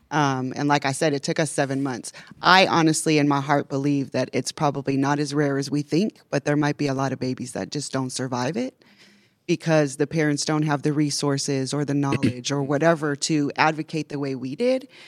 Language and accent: English; Chicago, Illinois, United States; now in Las Vegas, United States; I'm also from Chicago.